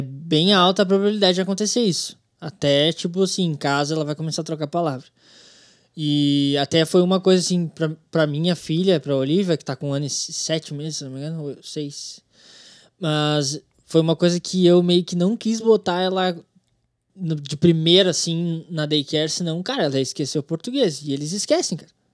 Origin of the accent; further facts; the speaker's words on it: Brazil; moved away as an adult; now in United States; eu sou brasileiro